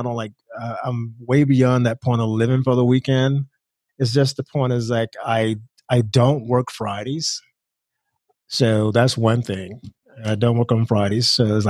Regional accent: Georgia, United States; now in Denver, United States; I'm from Georgia

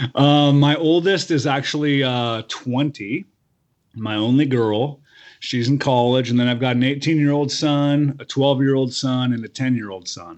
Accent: Medford, Oregon, United States; also born or lived in Portland area, Oregon; now in Portland, United States; I grew up in Southern Oregon, uh, in, around Medford

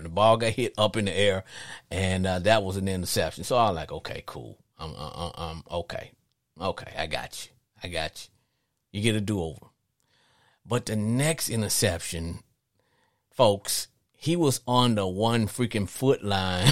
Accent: Louisiana, United States; I'm from Louisiana, I have a slight uh, accent

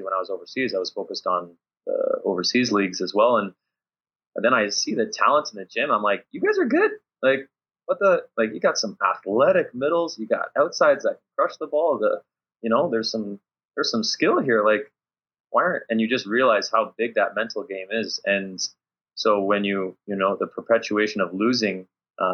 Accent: Canada; moved away; also born or lived in Luxembourg; I'm coming from Canadian system.

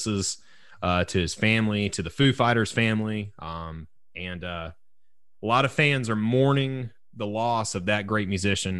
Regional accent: Deep South, United States; I was raised in the Deep South.

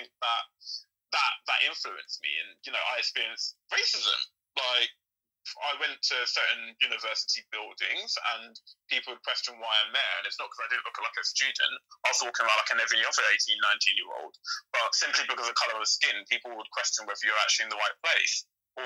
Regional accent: London, United Kingdom; I grew up in Lewisham

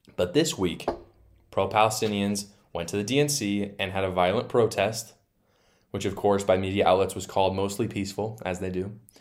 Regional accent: Utah, United States; here in my home state in Utah

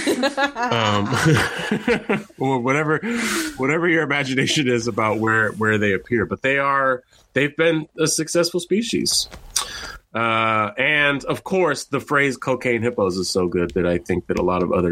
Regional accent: California, United States; I grew up in California, in a normal place where they don't have giant animals like

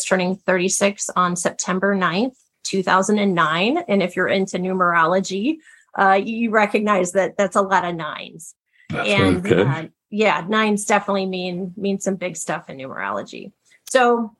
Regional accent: Ohio, United States; I grew up in a very, very grounded upbringing. My parents were teachers. My dad was a football coach. I'm from Ohio

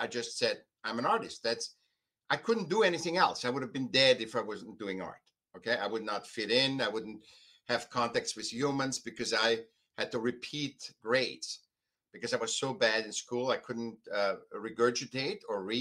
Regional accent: Vienna, Austria; now in United States; I was born in Vienna, you know, very classical art, a lot of classical art and stuff. Then I came to America

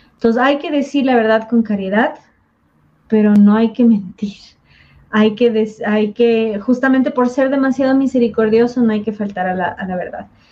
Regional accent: southern Ecuador, Ecuador; los cañaris del sur de Ecuador

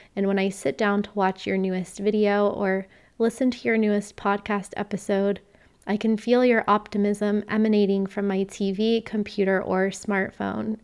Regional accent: Florida, United States; growing up in Florida and surfing my whole life

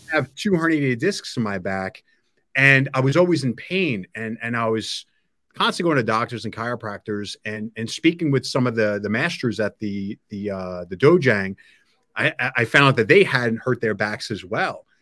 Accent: Long Island, New York, United States; now in New Jersey, United States; I grew up in New York. I grew up in Long Island

